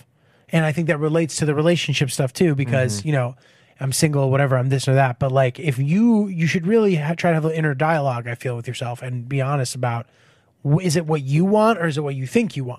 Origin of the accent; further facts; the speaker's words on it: Connecticut, United States; No. I'm from like not the fancy part. Where I'm from is fine. It's like kind of a middle class town, quiet, nice, you know.